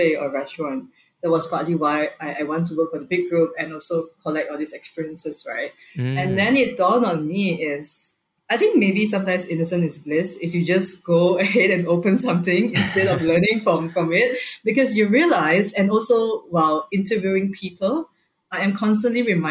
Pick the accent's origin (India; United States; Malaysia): Malaysia; I'm Malaysian